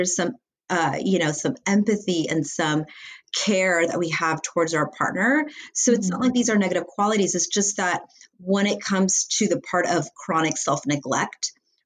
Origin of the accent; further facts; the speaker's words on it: Los Angeles, California, United States; I'm from Los Angeles, California